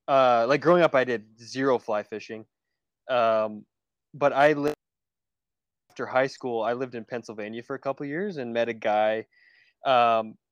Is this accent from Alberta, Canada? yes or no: yes; Southern Alberta, Canada; I grew up in Southern Alberta, kind of like right on the Rockies